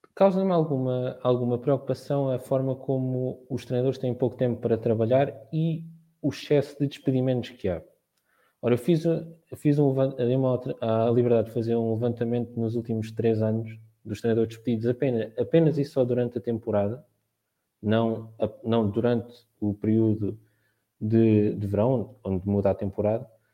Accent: Marinhais, Santarém District, Portugal; sou de Marinhais Salvaterra de Magos, no distrito de Santarém

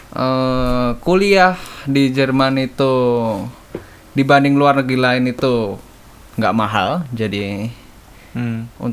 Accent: Cilegon, Banten, Indonesia; also born or lived in Kendal; tempat lahir saya tetapi saya uh, apa besar di kota Cilegon

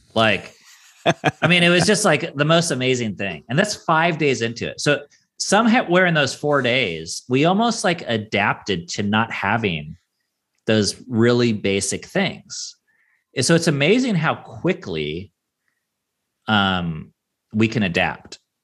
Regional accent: Seattle, Washington, United States; I grew up on the West Coast

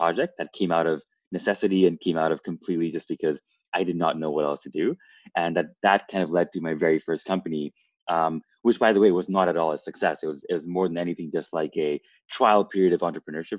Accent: Canada; moved away as an adult; also born or lived in Toronto; now in Los Angeles, United States; I'm originally from Canada, and I spent a bunch of my time in Toronto.

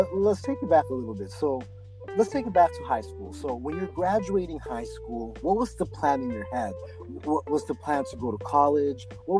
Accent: Philippines; especially growing up in the Philippines. And like, if you're 6 to 11 there, you will remember a lot.

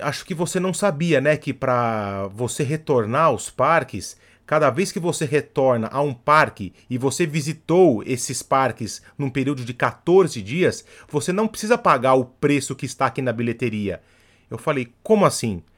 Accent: Brazil; Eu, como bom brasileiro

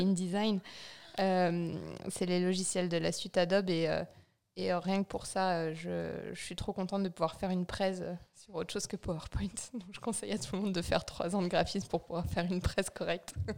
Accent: Vosges, Grand Est, France; now in Chamonix, France; Je viens des Vosges, d'un tout petit village. Je pense qu'on est 150 en comptant les poules et les vaches

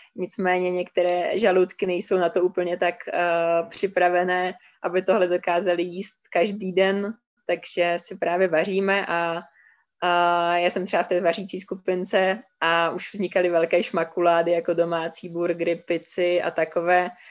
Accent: Czechia; z Čech

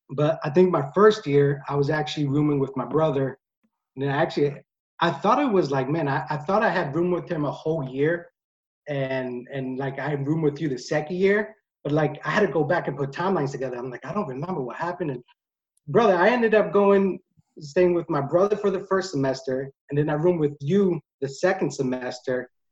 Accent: PA, Pennsylvania, United States; also born or lived in Drexel Hill, Pennsylvania; my hometown in PA

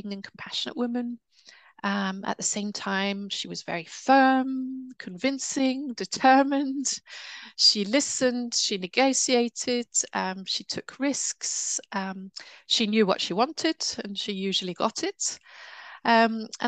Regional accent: United Kingdom; I'm British

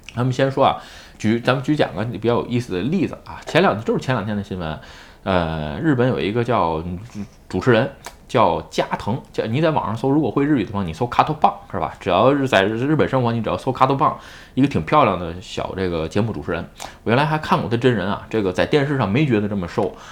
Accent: Tianjin, China; now in Japan; 我是天津的，是吧？ 如果想把户口迁到北京，那不是那么容易

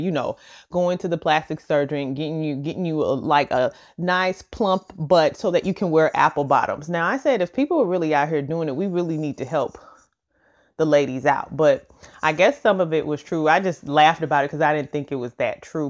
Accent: St. Louis, Missouri, United States; my hometown of Saint Louis

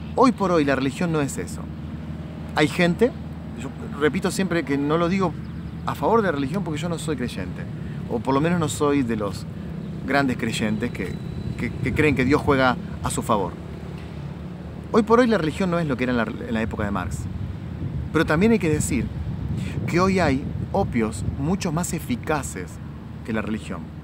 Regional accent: Argentina; en mi país, en Argentina

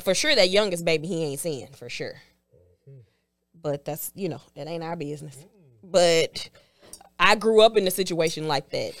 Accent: Houston, Texas, United States; I am from Houston, but I went to Prairie View.

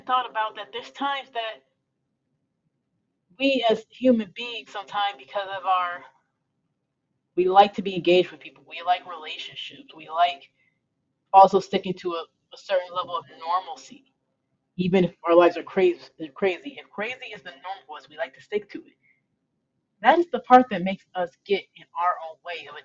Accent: Metro Detroit area, Michigan, United States; moved away as an adult; also born or lived in Los Angeles; my home state of Michigan, in the Metro Detroit area

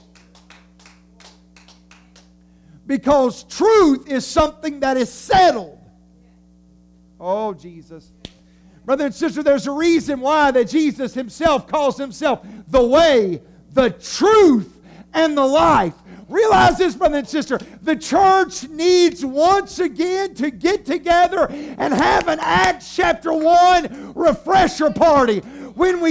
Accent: United States; we are just Americans

